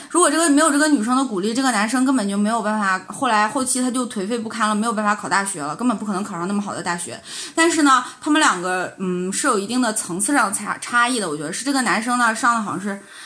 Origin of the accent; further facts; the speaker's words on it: Northeast China, China; moved away; 我是从小在东北嘛